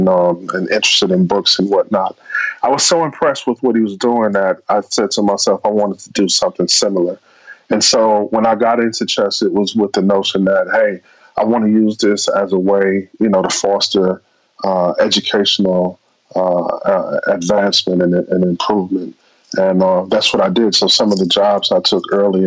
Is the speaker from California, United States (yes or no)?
no; Milwaukee, Wisconsin, United States; in my hometown in Milwaukee